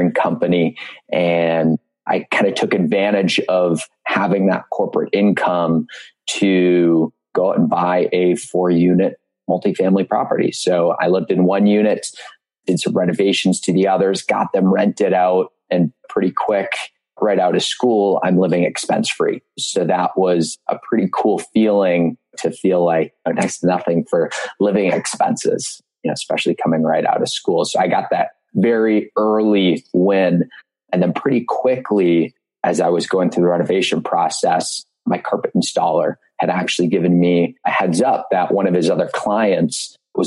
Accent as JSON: {"language": "English", "town": "Marquette", "region": "Michigan", "country": "United States", "tie": "born or raised there", "said": "as a kid growing up in Marquette, Michigan"}